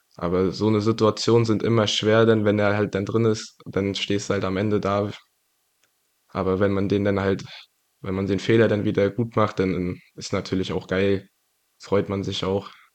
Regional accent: Greifswald, Mecklenburg-Vorpommern, Germany; ich bin in, hier in Greifswald geboren und aufgewachsen.

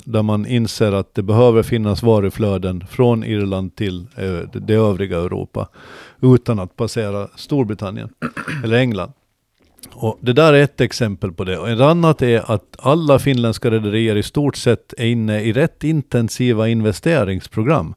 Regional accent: Gårdby, Kalmar County, Sweden; när vi växte upp i Gårdby

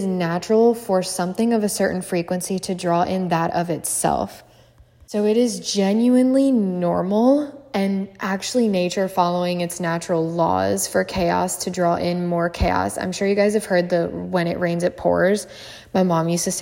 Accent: Maryland, United States; growing up in Maryland. If you guys don't know, that's where I'm from.

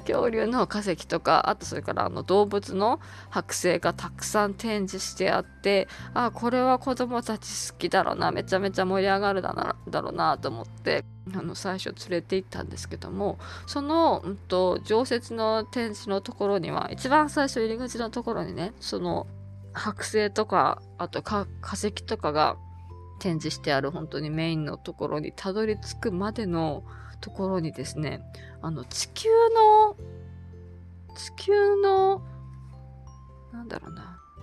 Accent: Tohoku, Japan; moved away; 私はもともと、あの、こちらの人間ではなくて、東北の生まれなので

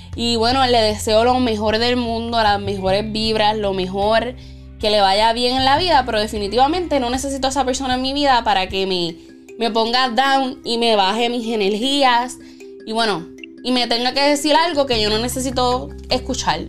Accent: Puerto Rico; Yo también soy de Puerto Rico

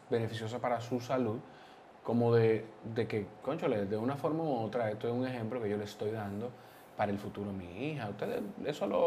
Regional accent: Peru; Pero recuerden que yo también soy peruano.

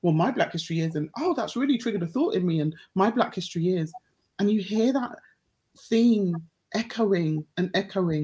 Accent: United Kingdom; I'm so proud of being black British with a Caribbean heritage

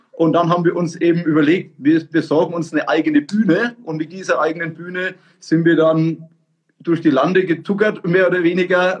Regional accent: Franconia, Bavaria, Germany; wir sind ja aus Franken

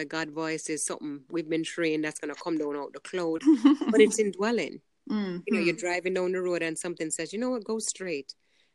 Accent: New York City, New York, United States; I grew up in Brooklyn. I grew up in New York.

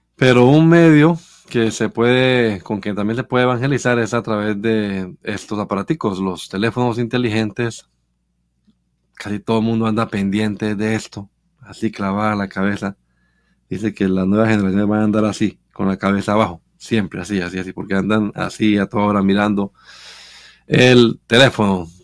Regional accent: Bucaramanga, Santander, Colombia; moved away; allá en donde yo crecí en Bucaramanga

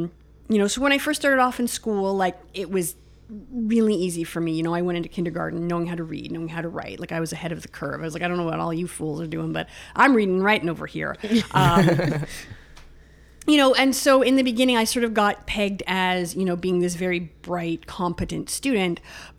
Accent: Pickering, Ontario, Canada; So I grew up just outside of Toronto. So I grew up in a suburb, Ajax, Pickering, that area.

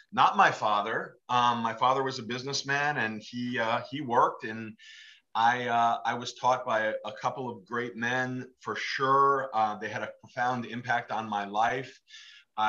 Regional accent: about 35 miles north of New York City, suburb of New York, United States; also born or lived in Los Angeles, California; now in Sacramento, United States; I was grown up in New York, suburb New York, about 35 miles north of New York City

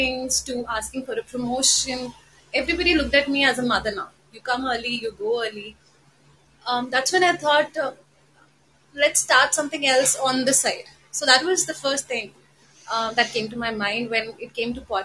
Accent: Lucknow, Uttar Pradesh, India; now in Delhi, India; I come from Delhi. I've been born and raised in Lucknow, so I have a very strong connection to Lucknow

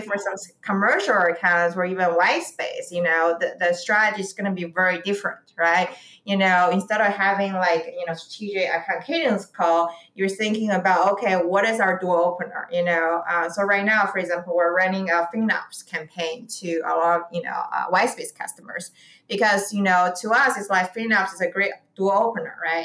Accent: Beijing, China; moved away as an adult; also born or lived in St. Louis, United States; now in San Francisco, United States; I grew up in Beijing

